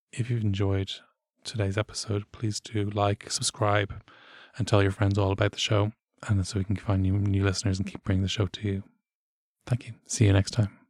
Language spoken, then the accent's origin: English; Ireland; we are Irish.